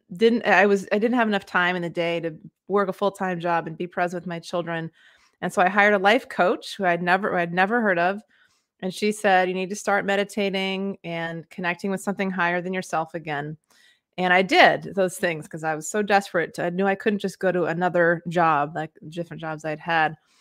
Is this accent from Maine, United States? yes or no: yes; Maine, United States; moved away as an adult; also born or lived in West Africa / Mexico; I grew up in Maine, and that's where I am now